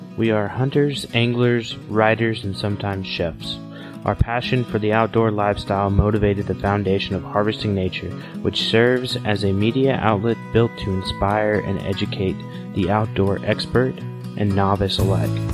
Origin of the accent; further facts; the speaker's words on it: southern Oklahoma, United States; Growing up in Oklahoma, we have, uh, there's not a whole lot of pheasants in southern Oklahoma